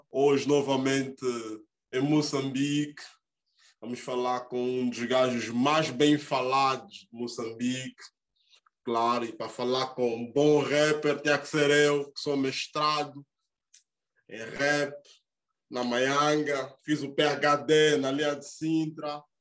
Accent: Guinea-Bissau; Eu sou da Guiné-Bissau, brada.

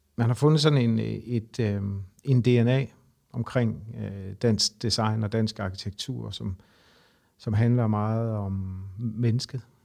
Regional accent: Horsens, Central Denmark Region, Denmark; now in Copenhagen, Denmark

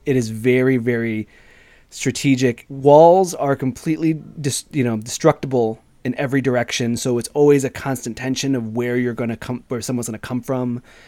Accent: Chicago, Illinois, United States; I'm from Chicago

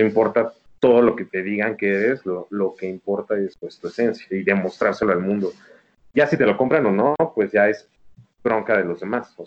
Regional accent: Mexico City, Mexico; soy chilango

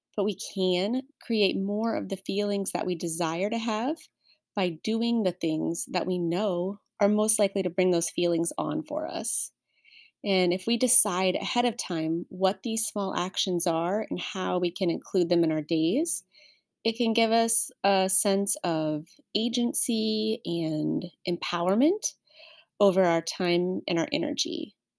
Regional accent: Nebraska, United States; moved away as an adult; I was born and raised in Nebraska

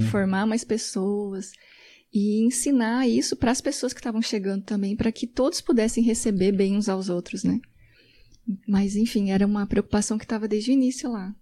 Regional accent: Paraná, Brazil; now in Belo Horizonte, Brazil; eu sou do Paraná uhum. e moro em Belo Horizonte há 17 anos

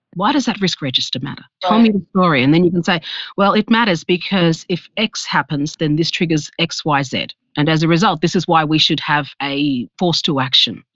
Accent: Australia; I am from Australia

